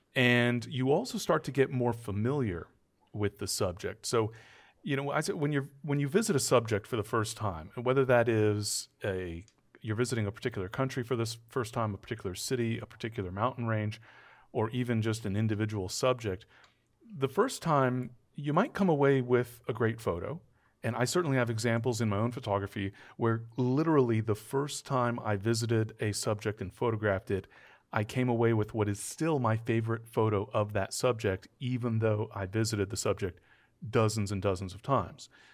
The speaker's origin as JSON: {"language": "English", "region": "Southern California", "country": "United States", "tie": "born or raised there", "said": "I grew up in Southern California"}